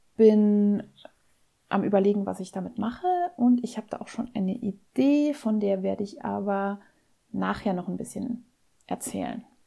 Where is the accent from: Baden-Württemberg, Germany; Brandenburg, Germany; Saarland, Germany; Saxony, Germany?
Saarland, Germany; Bei uns im Saarland heißen die Dinger noch Waschlappe